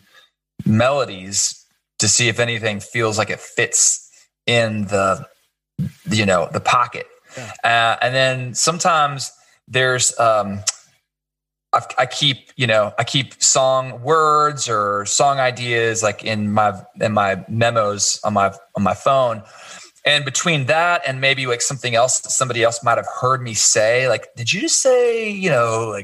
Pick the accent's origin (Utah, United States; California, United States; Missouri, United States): Missouri, United States; Kansas City; I grew up in Kansas City